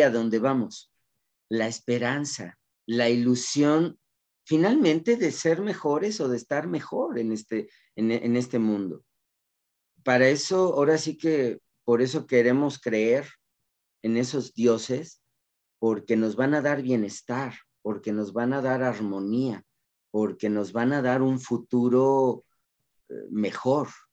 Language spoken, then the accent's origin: Spanish; Mexico; como cultura mexicana